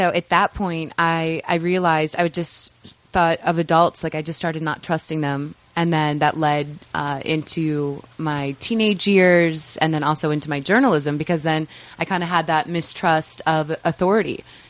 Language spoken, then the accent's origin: English; St. Louis, Missouri, United States; In St. Louis, Missouri.